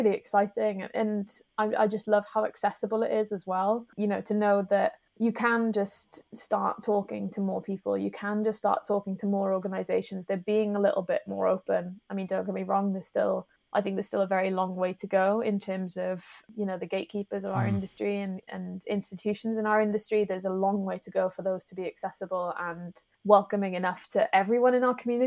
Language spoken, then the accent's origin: English; the Valleys, Wales, United Kingdom; also born or lived in Aberystwyth / Cardiff; I was born in West Wales. I grew up in the valleys